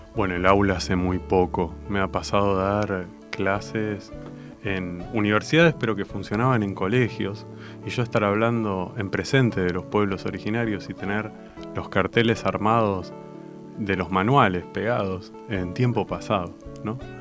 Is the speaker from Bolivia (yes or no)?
no; Argentina; en nuestra patria